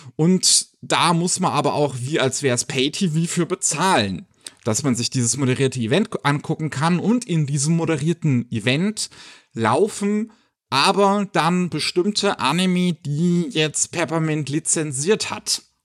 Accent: Germany; bei uns in Deutschland

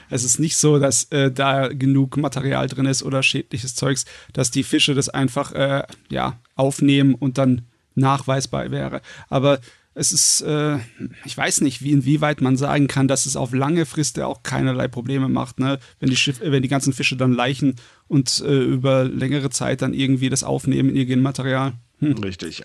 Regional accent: Germany; bei uns in Deutschland

